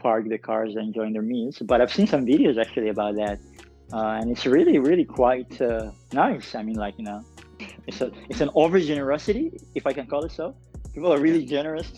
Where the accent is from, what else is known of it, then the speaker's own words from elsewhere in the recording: Dubai, United Arab Emirates; also born or lived in Dongola, Sudan; I was born and raised in Dubai